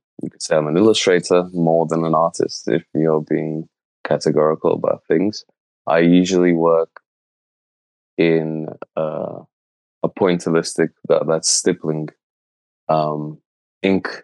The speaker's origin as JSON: {"language": "English", "country": "Slovenia", "tie": "born or raised there", "said": "I grew up in Slovenia."}